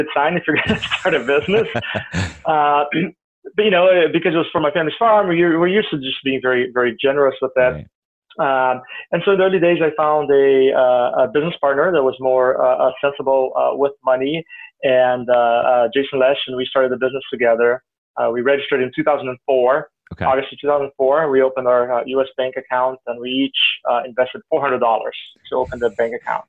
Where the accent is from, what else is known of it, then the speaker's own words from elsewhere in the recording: Rio de Janeiro, Brazil; moved away as an adult; now in Portland, United States; I grew up in Rio, but my mom's side of the family were farmers